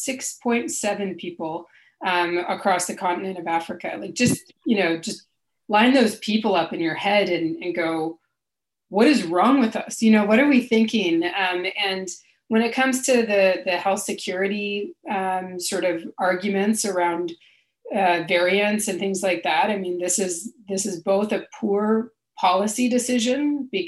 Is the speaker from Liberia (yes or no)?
no; Canada; as a Canadian